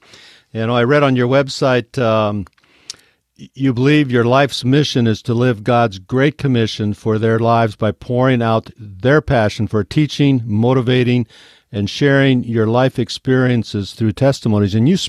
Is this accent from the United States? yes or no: yes; United States; also born or lived in West Africa; I was American and had to adapt to the culture t